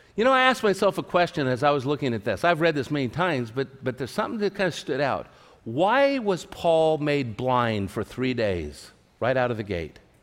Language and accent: English; Tulare, California, United States; my hometown of Tulare, California